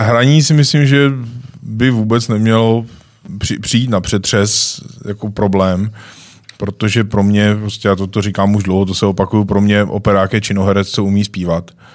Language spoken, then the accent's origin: Czech; Czechia; jsem Čech